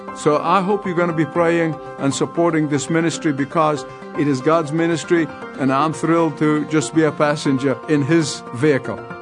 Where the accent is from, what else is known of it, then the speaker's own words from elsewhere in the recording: Egypt; moved away; my home country, to Egypt